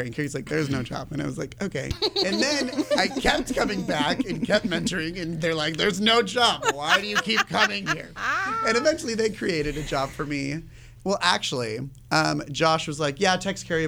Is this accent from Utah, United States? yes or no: no; Roland, Iowa, United States; I'm from Story City